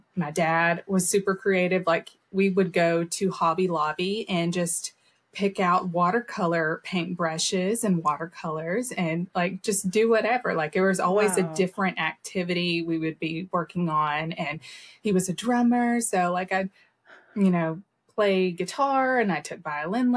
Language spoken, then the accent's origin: English; Lebanon, Tennessee, United States; I grew up in Lebanon, Tennessee, and I'm just here in Middle Tennessee now. So I am a purebred Tennessee.